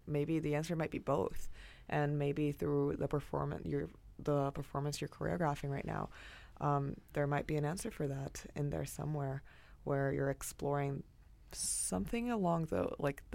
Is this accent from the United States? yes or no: no; Brazil; moved away; I'm from Brazil, a Spanish descendant